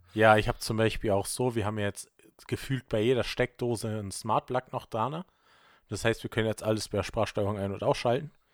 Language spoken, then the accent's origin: German; Vorarlberg, Austria; bei uns in Vorarlberg gibt es halt leider kein Subway